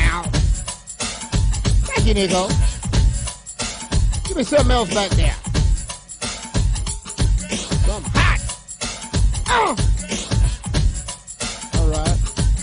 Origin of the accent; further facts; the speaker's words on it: Washington, District of Columbia, United States; I'm from Southeast